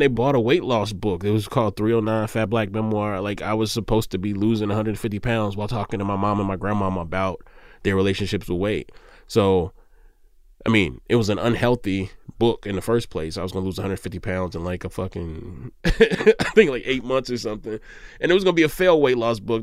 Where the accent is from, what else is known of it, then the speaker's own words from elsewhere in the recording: Mississippi, United States; I'm from Mississippi.